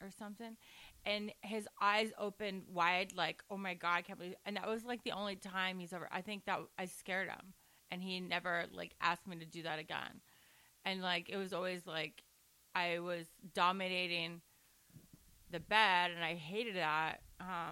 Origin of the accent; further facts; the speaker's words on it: Orange County, California, United States; accent: Valley; I'm from Orange County